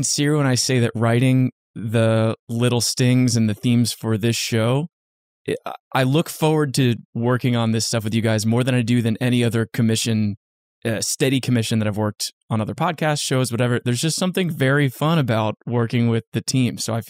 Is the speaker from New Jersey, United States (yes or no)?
yes; New Jersey, United States; I grew up in Central Jersey and I grew up in a very, very small town where there really wasn't much to do. There's like not even a traffic light in my town.